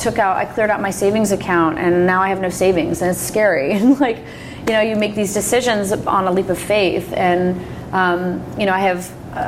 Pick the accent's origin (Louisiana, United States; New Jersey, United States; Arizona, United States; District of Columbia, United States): District of Columbia, United States; Washington; moved away as an adult; now in Oregon, United States; Virginia and D.C., my hometown.